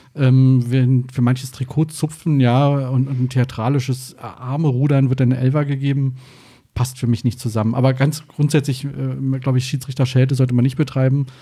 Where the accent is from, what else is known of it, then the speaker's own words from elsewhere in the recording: Brandenburg an der Havel, Brandenburg, Germany; moved away as an adult; also born or lived in Berlin / Rhine-Main area, Hesse; now in Hesse, Germany; geboren bin ich in der Stadt Brandenburg